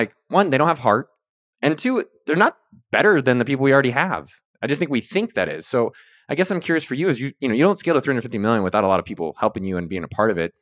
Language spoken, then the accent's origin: English; California, United States; I was born 2 miles from Apple headquarters